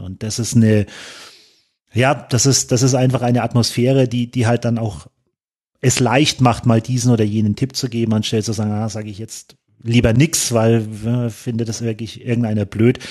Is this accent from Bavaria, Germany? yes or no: yes; Kulmbach, Bavaria, Germany; ich bin jetzt aus Kulmbach, ich fahre 110 Kilometer nach Nürnberg